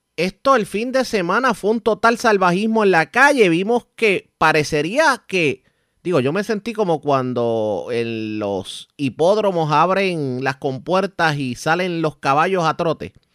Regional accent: Puerto Rico; A nosotros como puertorriqueños nos educaron

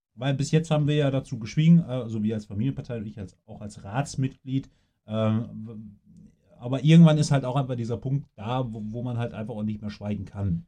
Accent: Coesfeld, North Rhine-Westphalia, Germany; hier bei uns in Coesfeld

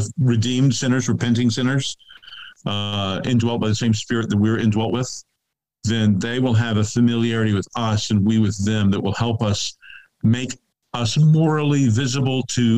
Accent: Kentucky, United States; moved away as an adult; now in Washington, D.C., United States; a Baptist church, where I grew up in Kentucky in a small town

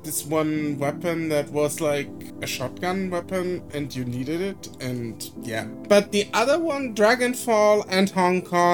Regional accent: Germany; English is a second language; I'm from Germany

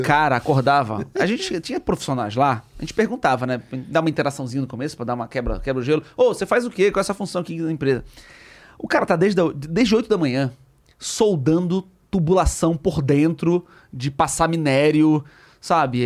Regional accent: Belém, Pará, Brazil; Em Belém, em Belém, eu sou de Belém.

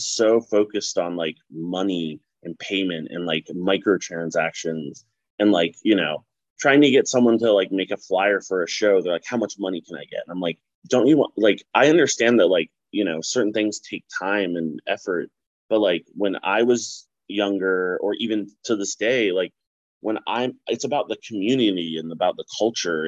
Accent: Baltimore, Maryland, United States; I'm from Baltimore.

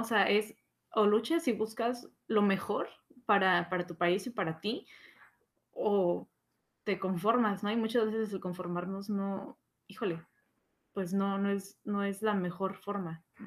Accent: Mexico; nosotros mexicanos que tenemos una historia sumamente extensa

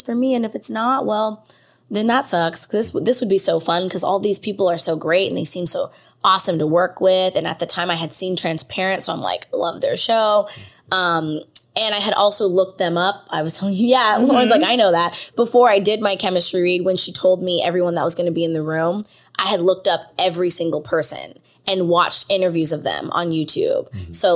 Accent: Bakersfield, California, United States; moved away as an adult; also born or lived in Atlanta; now in Los Angeles, United States; I'm originally from Bakersfield, California

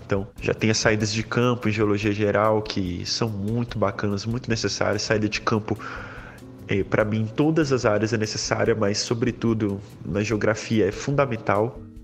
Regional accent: Brazil; enquanto brasileiro

